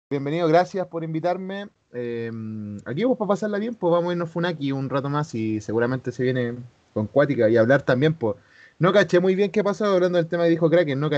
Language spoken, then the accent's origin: Spanish; Chile; como chileno o como ciudadano de este país